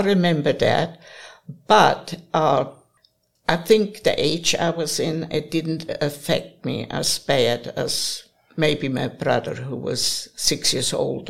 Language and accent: English; Augsburg, Bavaria, Germany; accent: German; English is a second language; moved away as an adult; also born or lived in Huntsville, Alabama / Boaz, Alabama; now in Athens, Alabama, United States; I live now with my youngest daughter in Athens. Well, I'm from Bavaria, and I was born and raised in Augsburg, which is actually one of the oldest cities in Germany.